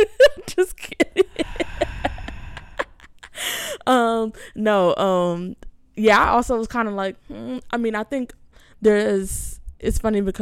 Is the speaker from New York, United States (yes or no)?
no; Inglewood, California, United States; in Englewood, my hometown